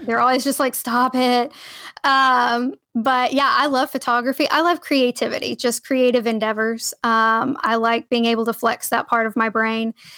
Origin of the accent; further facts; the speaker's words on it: Cookeville, Tennessee, United States; moved away as an adult; also born or lived in Edwardsville, Illinois; I started out at, uh, Tennessee Tech University in my hometown in Cookville, Tennessee